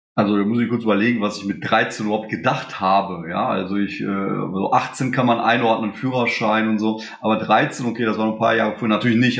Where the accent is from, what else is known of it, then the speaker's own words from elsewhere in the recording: Germany; also born or lived in Poland; Ich bin in Polen geboren, bin mit drei Jahren nach Deutschland gekommen